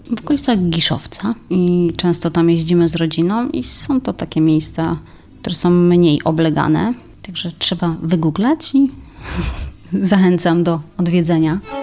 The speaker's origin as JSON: {"language": "Polish", "town": "Lędziny", "region": "Silesian Voivodeship", "country": "Poland", "tie": "born or raised there", "accent": "Silesian", "said": "Urodziłam się w Lędzinach, tam też chodziłam do szkoły"}